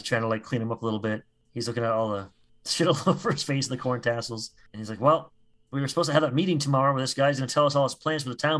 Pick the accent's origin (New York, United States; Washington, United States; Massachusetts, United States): Massachusetts, United States; Marlborough; I'm from Marlborough, Massachusetts. Which, of course, is where the corporate headquarters of Whole Foods is located.